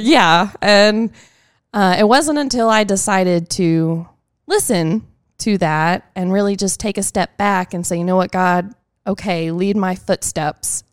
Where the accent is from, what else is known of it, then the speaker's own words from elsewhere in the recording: Tomball, Texas, United States; I am from Tomball, Texas